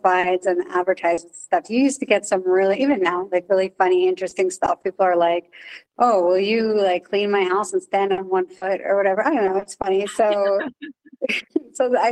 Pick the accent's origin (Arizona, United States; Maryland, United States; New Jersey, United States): New Jersey, United States; I'm from New Jersey